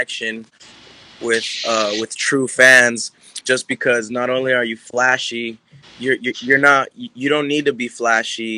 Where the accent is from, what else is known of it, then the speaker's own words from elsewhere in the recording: Orange, California, United States; also born or lived in Garden Grove, California; I was raised in Orange, all around Orange County